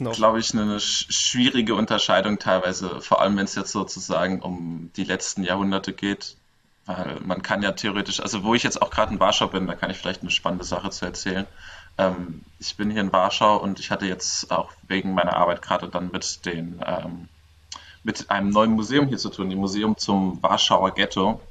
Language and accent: German; Mainz, Rhineland-Palatinate, Germany; wir kommen ja irgendwie alle aus Mainz